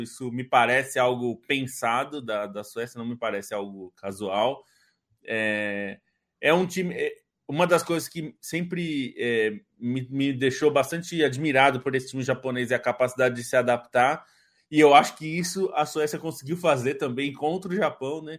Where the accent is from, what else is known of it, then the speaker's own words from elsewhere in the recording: Brazil; como brasileiros